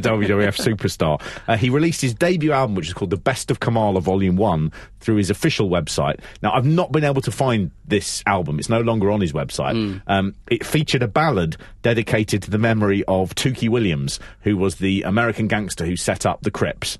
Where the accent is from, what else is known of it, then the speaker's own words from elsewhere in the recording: London, United Kingdom; I'm from London